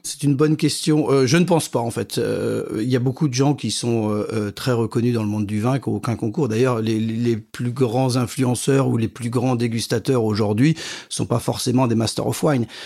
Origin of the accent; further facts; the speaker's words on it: Champagne, near Vertus, Côte des Blancs, Grand Est, France; j'ai grandi en Champagne, euh, dans un petit village à côté de Vertu, dans la Côte des Blancs